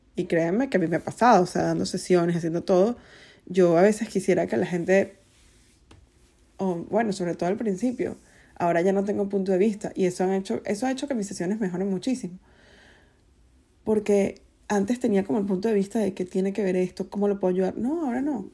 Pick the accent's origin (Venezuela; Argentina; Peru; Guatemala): Venezuela; soy venezolana